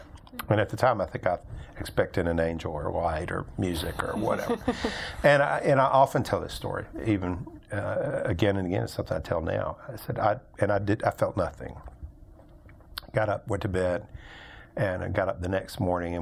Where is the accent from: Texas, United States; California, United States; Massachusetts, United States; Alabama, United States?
Alabama, United States; Birmingham; I grew up here in Birmingham, went to high school here, ended up going to college at Birmingham Southern College out in the west part of Birmingham